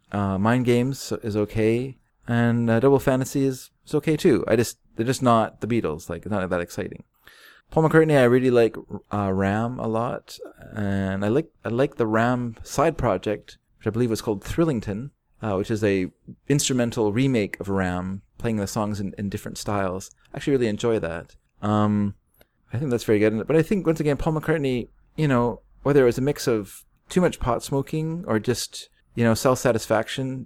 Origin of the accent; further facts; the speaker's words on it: United States; I'm an American.